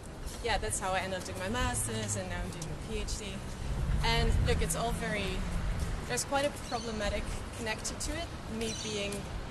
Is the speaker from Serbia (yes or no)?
no; Netherlands; English is a second language; It's not big, so I'm from the Netherlands. Not big in the Netherlands at all.